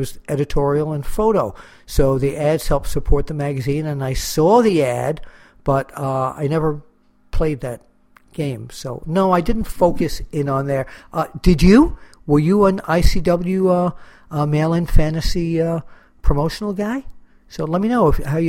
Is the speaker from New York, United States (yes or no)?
yes; New York, United States; growing up in New York